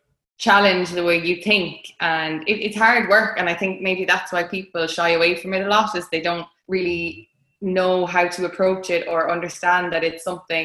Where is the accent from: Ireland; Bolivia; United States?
Ireland; Limerick, Munster; I am an Irish middle distance athlete. I'm from Limerick